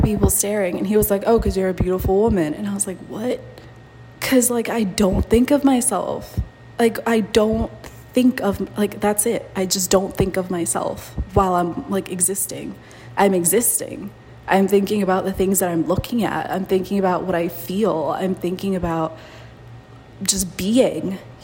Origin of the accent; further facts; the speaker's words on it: Mexico; moved away; also born or lived in United States; I've never thought of myself as Mexican, even though I was born there. I've never thought of myself as American.